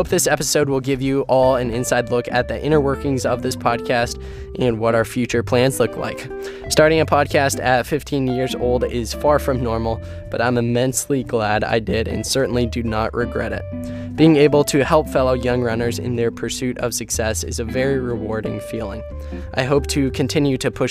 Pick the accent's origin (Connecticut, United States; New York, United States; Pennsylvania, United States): Pennsylvania, United States; Erie; I grew up in Erie, Pennsylvania, and Erie is one of the snowiest towns in America.